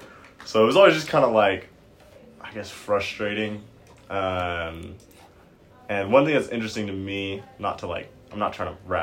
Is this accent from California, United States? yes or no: yes; Concord, California, United States; moved away as an adult; now in Utah, United States; I'm from Concord, California. My dad is Salvadoran, and my mom is white, born and raised in California.